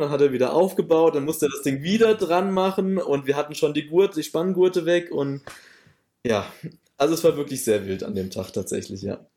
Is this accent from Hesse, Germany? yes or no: yes; near Offenbach, Hesse, Germany; moved away as an adult; also born or lived in Gießen region; now in Westerwald, Germany; ich komme eher aus der Nähe von Offenbach gebürtig tatsächlich und bin dann auch fürs Studium ähm, in unsere Region gezogen, also Region Gießen